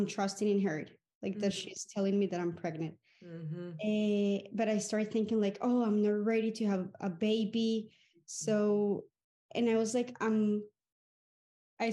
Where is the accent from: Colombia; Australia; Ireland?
Colombia; I'm from Colombia.